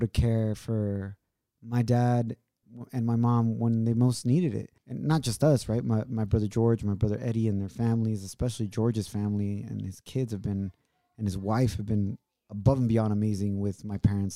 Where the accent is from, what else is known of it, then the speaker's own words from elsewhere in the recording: Ocotlán, Jalisco, Mexico; moved away; it's about an hour away from Ocotlán, which is my hometown